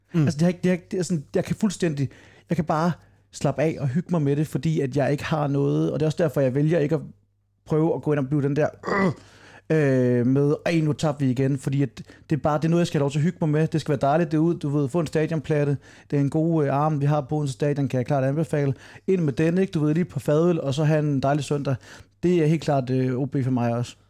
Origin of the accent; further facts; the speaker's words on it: Funen, Southern Denmark, Denmark; som fynboer